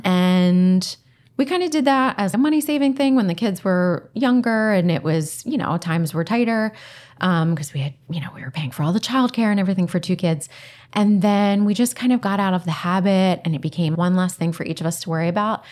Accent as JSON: {"language": "English", "area": "Delco", "region": "Pennsylvania", "country": "United States", "said": "I'm from Delco, I say Parham"}